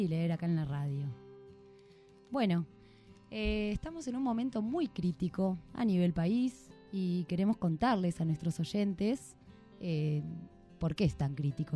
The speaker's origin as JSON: {"language": "Spanish", "country": "Argentina", "said": "como argentinos merecemos"}